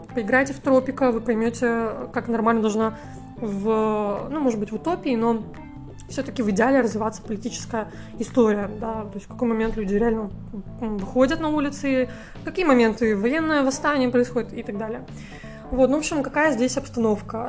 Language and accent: Russian; Russia; moved away as an adult; now in Georgia; из глубинки, кстати, из той же, из моего родного города